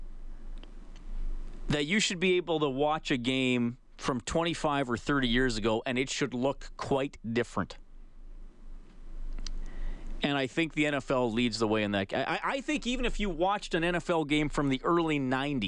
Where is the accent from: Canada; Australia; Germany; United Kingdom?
Canada; because we are Canadian